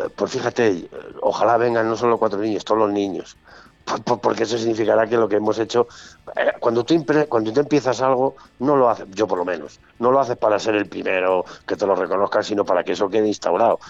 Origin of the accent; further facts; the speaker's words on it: Castile and León, Spain; yo soy de Castilla